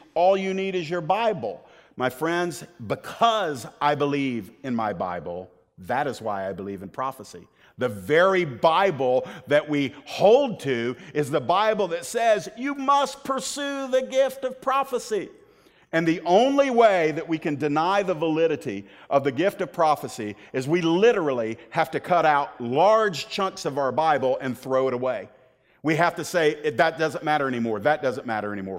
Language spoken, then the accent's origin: English; the South, United States; I was born in the South